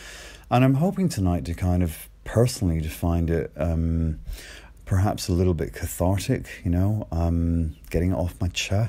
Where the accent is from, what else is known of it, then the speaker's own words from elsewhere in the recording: Ireland; accent: a bit mixed; you might be able to tell from my accent, which is a bit mixed, but I grew up in Ireland. I grew up in a tiny little seaside village.